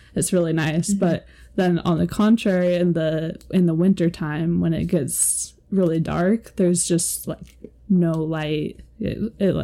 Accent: Seattle, Washington, United States; now in Utah, United States; I'm from Seattle

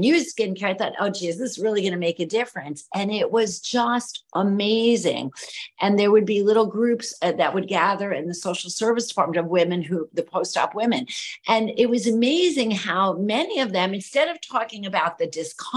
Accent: New York City, New York, United States; moved away as an adult; now in Miami, United States; an Italian American girl growing up in New York City

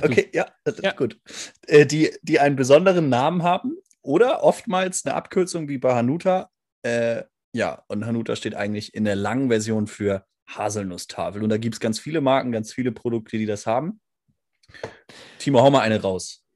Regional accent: Northern Germany, Germany; also born or lived in Hamburg; als Norddeutscher

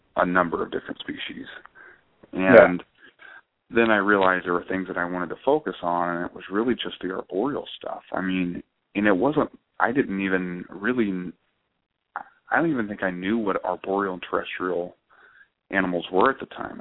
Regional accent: Jacksonville, Florida, United States; moved away as an adult; now in Sacramento, United States; I grew up in in Florida. I'm a Florida native.

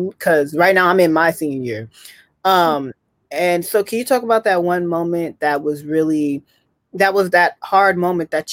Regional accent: Bay Area, California, United States; we are both from the Bay Area

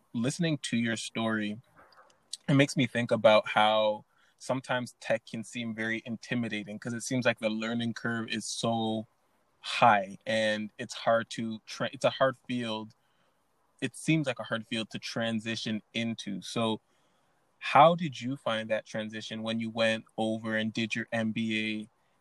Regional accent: Canada; I'm Canadian

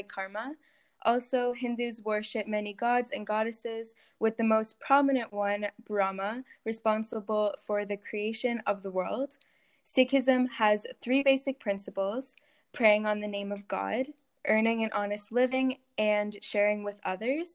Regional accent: Canada; I was born here in North America

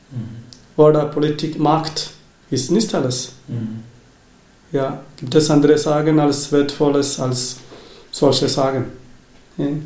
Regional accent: Kerala, India; German is a second language; now in Germany; Ich komme aus äh, Indien, aus Kerala.

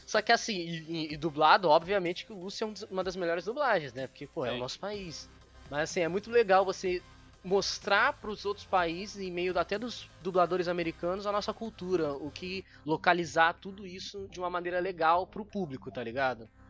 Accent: Brazil; eu sou brasileiro

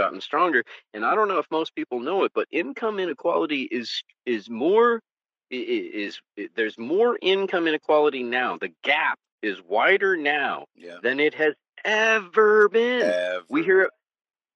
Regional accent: California, United States; I'm from California

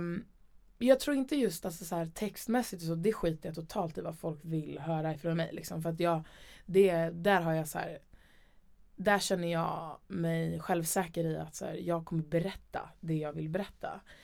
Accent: Stockholm, Stockholm County, Sweden; also born or lived in Umeå / Gröndal, Liljeholmen; sen så ville mamma och pappa flytta till hus och då flyttade vi till Älvsjö

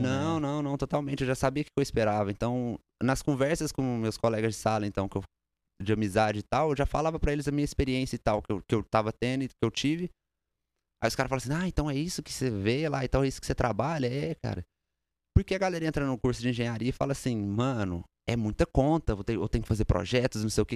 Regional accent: Uberlândia, Minas Gerais, Brazil; now in United States; Sou de Uberlândia, Minas Gerais.

